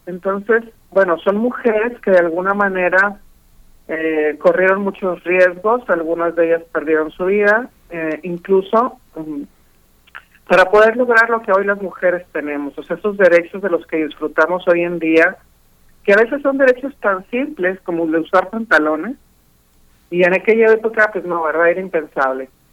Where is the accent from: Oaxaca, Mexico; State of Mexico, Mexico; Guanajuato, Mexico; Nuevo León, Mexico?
Nuevo León, Mexico; Monterrey; soy de Monterrey